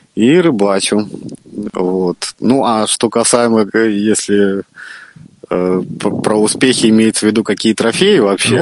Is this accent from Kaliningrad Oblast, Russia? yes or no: yes; Baltiysk, Kaliningrad Oblast, Russia; Родился я в Балтийске, а это город, в котором и залив, и море, и каналы, и всего много-много